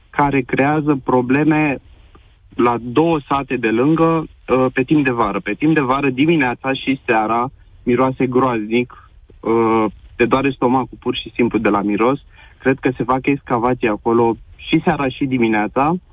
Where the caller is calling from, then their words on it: Drobeta-Turnu Severin, Mehedinți County, Romania; Uh, te sunt din Drobeta Turnul Severin. Eu stau la un sat, în apropiere de Drobeta Turnul Severin, la doar 3 kilometri